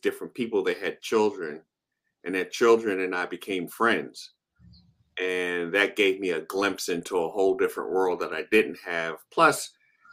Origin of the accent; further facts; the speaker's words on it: Baltimore, Maryland, United States; I was raised in the foster care system in Baltimore